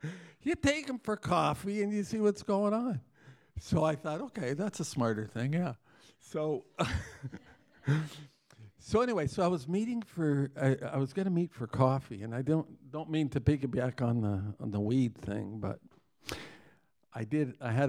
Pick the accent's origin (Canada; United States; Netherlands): Canada; Toronto, Ontario; tonight, we're visiting from Toronto, Canada